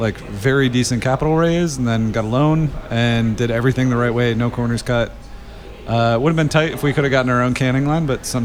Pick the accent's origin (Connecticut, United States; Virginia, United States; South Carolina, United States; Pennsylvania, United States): Connecticut, United States; moved away as an adult; also born or lived in Winter Springs, Florida / Boston, Massachusetts; now in Asheville, United States; Born in Florida, raised in Connecticut.